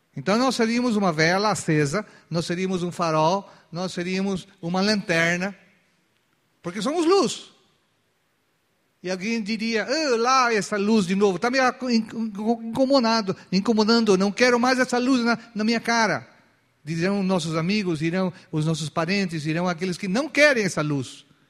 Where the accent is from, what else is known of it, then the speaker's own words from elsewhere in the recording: Chile; now in Brazil; Pela, pela documentação, ainda eu sou, eu sou chileno